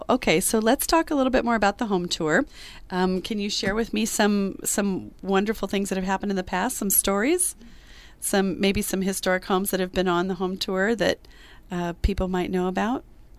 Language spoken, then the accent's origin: English; California, United States; I'm a California girl.